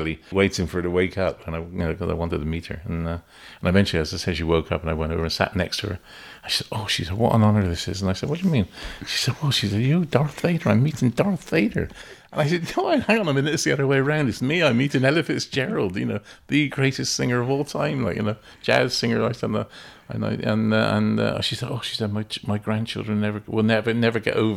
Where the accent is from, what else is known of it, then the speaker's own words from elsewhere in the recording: West Country, South West England, United Kingdom; accent: West Country; my West Country accent